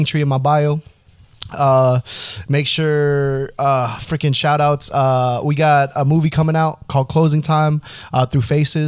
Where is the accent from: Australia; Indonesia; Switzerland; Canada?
Indonesia; English is a second language; And I'm from Indonesia. We don't even have a reference point for a freaking football ball.